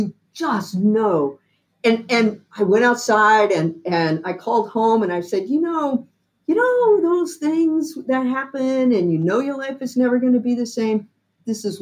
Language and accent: English; the South, United States; I'm a Southerner. You know, I'm a good Southern girl.